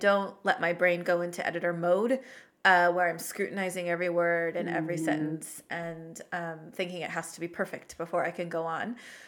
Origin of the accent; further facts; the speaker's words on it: Oregon, United States; she was an avid fisherwoman who took me out on her boat a lot when I was growing up in Oregon.